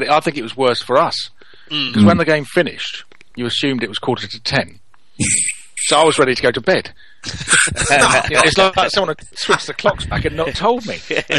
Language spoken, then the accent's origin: English; United Kingdom; It was respect for GMT and the fact we're British.